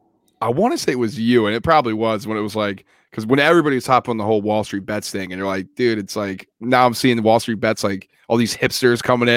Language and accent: English; Montana, United States; moved away; I went back home for Christmas and I'm from Montana.